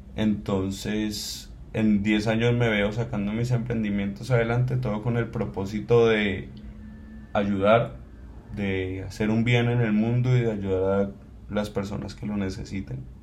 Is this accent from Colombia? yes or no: yes; Cali, Valle del Cauca, Colombia; soy colombiano, soy caleño